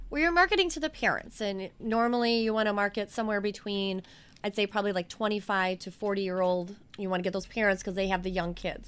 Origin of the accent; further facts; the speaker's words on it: Wauwatosa, Wisconsin, United States; I grew up in Wauwatosa